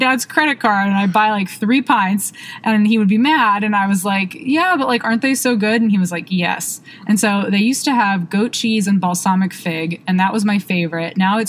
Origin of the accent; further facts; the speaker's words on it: Cincinnati, Ohio, United States; moved away as an adult; now in Charlotte, United States; I'm from Cincinnati, but it's close enough. And I moved home during a dark period in my life